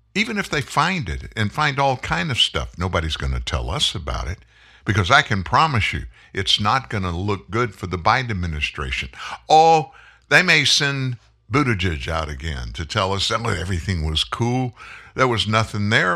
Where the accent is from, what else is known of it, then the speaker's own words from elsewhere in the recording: Lafayette, Louisiana, United States; moved away; also born or lived in South Texas; when I was a kid, I lived in South Louisiana, Lafayette